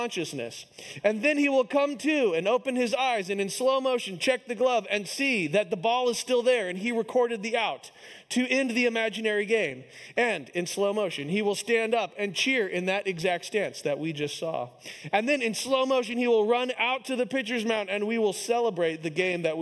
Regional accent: Kansas City, United States; my hometown team, the Kansas City Royals

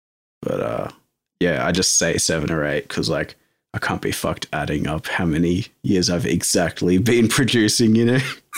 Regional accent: Melbourne, Victoria, Australia; I'm from Melbourne.

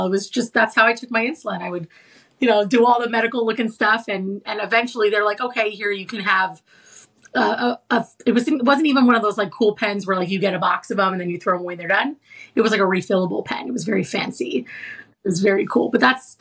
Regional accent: Seattle, Washington, United States; moved away as an adult; also born or lived in New York; I'm from Seattle. I went back to Seattle with my mom

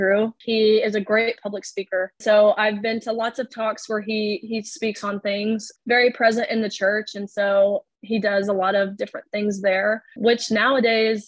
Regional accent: Nashville, Tennessee, United States; now in Lexington, United States; Moving to Lexington, I wasn't obviously extremely familiar with that area as I'm from Nashville.

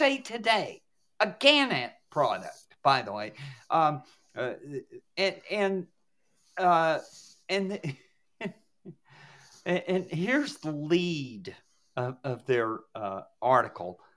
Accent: the Solid South, United States; I grew up in the Solid South back in the day

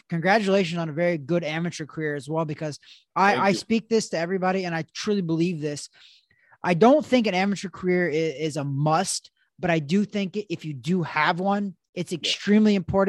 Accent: Missouri, United States; I actually was born and raised in Missouri, which is where Title Boxing headquarters is at.

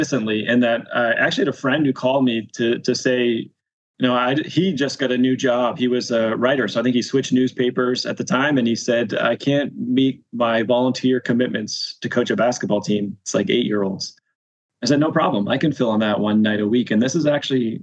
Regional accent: Canada; as a Canadian

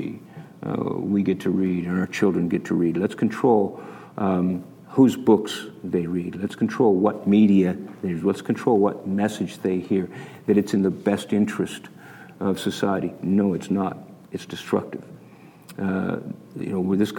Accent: Canada; moved away as an adult; now in Utah, United States; I was born and raised in Canada to U.S. parents, and so I came down here to go to Weber State

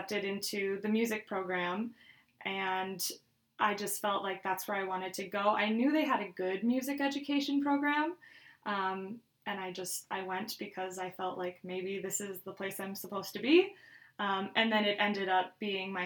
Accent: Ripon, Wisconsin, United States; also born or lived in Eau Claire, Wisconsin; I grew up in Ripon, Wisconsin, which is in the Fox Valley by Oshkosh, Appleton

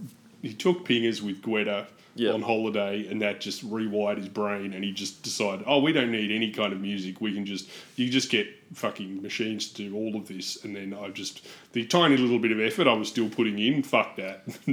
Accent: Australia; I'm an Australian

